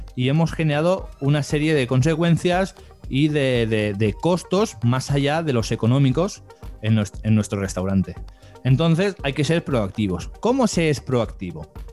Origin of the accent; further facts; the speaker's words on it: Barcelona, Catalonia, Spain; yo soy de España, aquí de Barcelona